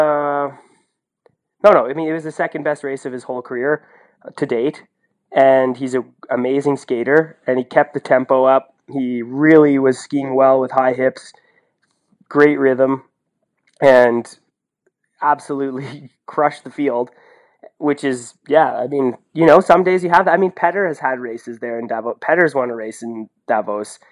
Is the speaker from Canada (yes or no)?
yes; Canada; now in Norway; I'm Canadian